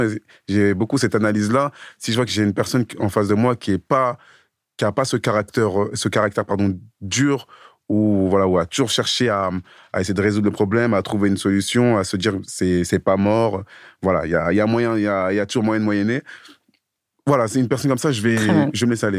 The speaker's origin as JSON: {"language": "French", "town": "Sevran", "region": "Île-de-France", "country": "France", "tie": "born or raised there", "moved": "as an adult", "lives_now": "Clichy, France", "said": "Moi j'ai grandi sur Sevran. Maintenant j'habite à Clichy dans le 92. Mais j'ai fait toute mon enfance sur Sevran"}